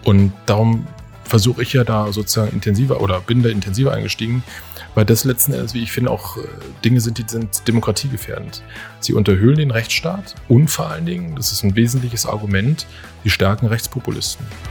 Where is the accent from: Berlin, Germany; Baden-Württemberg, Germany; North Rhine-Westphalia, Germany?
Berlin, Germany; ich bin ein echter Berliner, auch ein echter Köpenicker